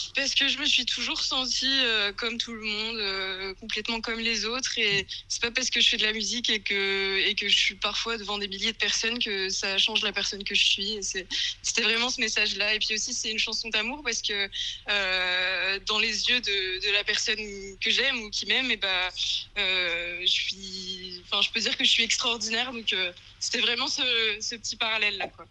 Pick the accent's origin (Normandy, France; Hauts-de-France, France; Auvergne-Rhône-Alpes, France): Normandy, France; moved away as an adult; now in Paris, France; je viens de Normandie à la base, en France, du coup, et maintenant j'habite, à Paris depuis depuis 7 ans